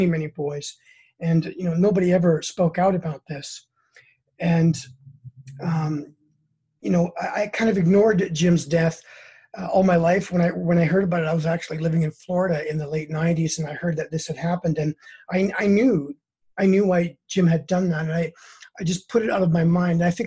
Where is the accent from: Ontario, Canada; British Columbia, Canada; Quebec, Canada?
British Columbia, Canada; Prince George; moved away as an adult; now in United States; I was in my hometown in Prince George